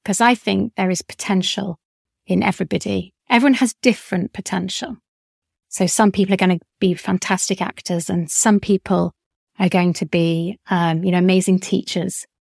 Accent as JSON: {"language": "English", "town": "Leeds", "region": "Yorkshire and the Humber", "country": "United Kingdom", "tie": "born or raised there", "moved": "yes", "said": "I grew up in Leeds for a short period of time."}